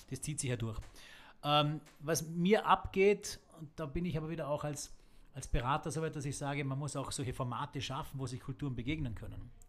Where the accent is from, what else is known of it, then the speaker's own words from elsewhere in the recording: Bludenz, Vorarlberg, Austria; wir sitzen hier in Bludenz, in meiner Heimatstadt, ähm, was eine alte Eisenbahnerstadt war